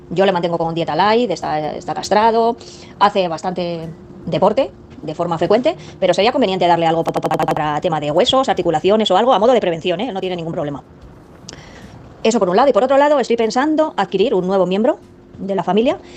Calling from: Madrid, Community of Madrid, Spain; de Madrid.

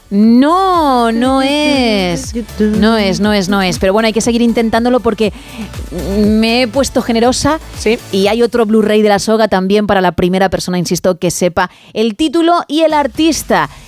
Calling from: San Sebastián de los Reyes, Community of Madrid, Spain; Hola chicos, soy … de San Sebastián de los Reyes.

